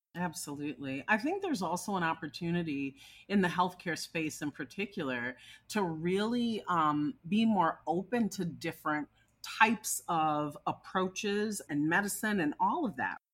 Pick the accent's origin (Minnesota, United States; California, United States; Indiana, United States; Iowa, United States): Minnesota, United States; my home state of Minnesota.